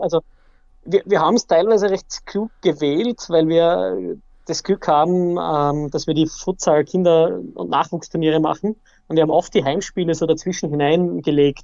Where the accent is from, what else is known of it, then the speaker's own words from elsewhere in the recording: Austria; Bei uns in Österreich